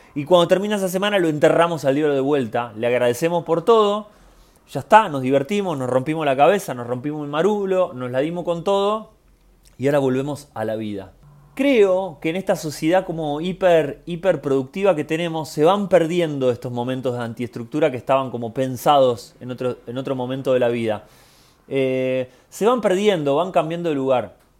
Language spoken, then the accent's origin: Spanish; Argentina; como argentino